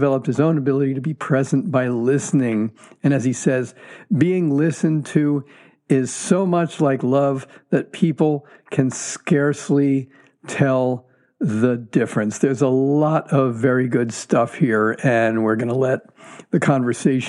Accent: New Jersey, United States; I grew up in Jersey, not the South.

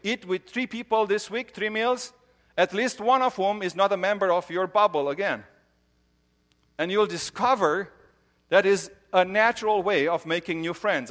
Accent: Romania; moved away; I grew up in Romania

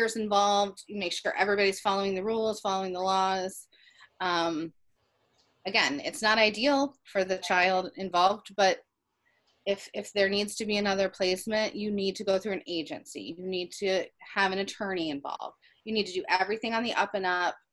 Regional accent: Ohio, United States; also born or lived in Philadelphia; now in Virginia, United States; we're from Ohio, but we moved here from Philly

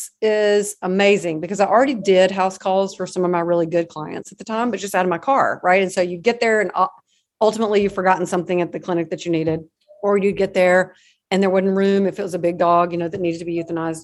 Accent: Alabama, United States; moved away as an adult; now in Houston, United States; I am originally from Alabama, but I now live in Texas.

